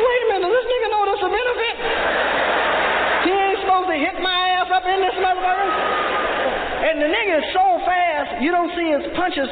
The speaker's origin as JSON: {"language": "English", "town": "Peoria", "region": "Illinois", "country": "United States", "tie": "born or raised there"}